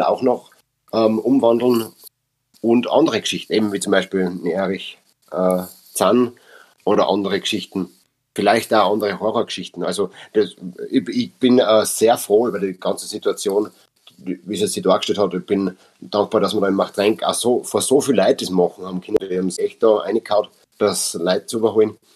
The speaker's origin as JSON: {"language": "German", "region": "Upper Austria", "country": "Austria", "accent": "Upper Austrian dialect (Mundart)", "first_language": "Upper Austrian German dialect", "said": "wir sind in Machtrenk, wir sind in Oberösterreich, wir sind in Österreich."}